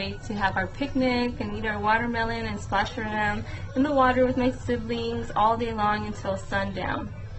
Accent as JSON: {"language": "English", "town": "Las Vegas", "region": "Nevada", "country": "United States", "tie": "born or raised there", "said": "One of my favorite childhood memories growing up in Las Vegas"}